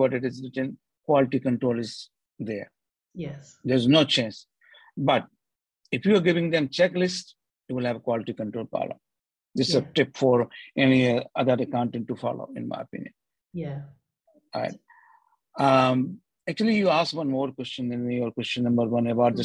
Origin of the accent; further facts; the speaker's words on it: India; now in Australia; I'm also Indian